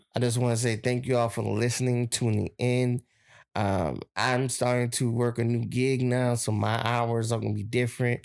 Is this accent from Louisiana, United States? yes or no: yes; Plaquemines Parish, Louisiana, United States; my hometown